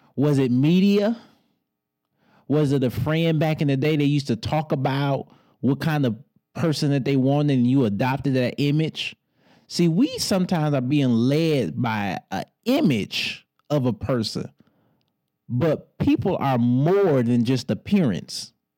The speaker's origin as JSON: {"language": "English", "town": "Detroit", "region": "Michigan", "country": "United States", "said": "I'm from Motown"}